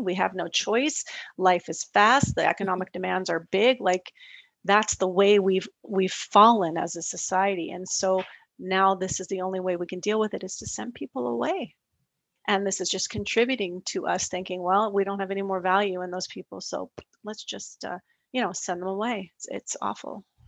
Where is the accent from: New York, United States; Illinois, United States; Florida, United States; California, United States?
California, United States; Los Angeles; now in Montreal, Canada; I'm from Los Angeles, but I live in Montreal now